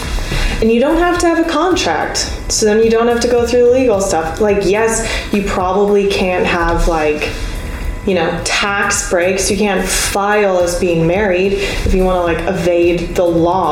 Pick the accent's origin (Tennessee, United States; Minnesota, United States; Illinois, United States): Minnesota, United States; I'm from Minnesota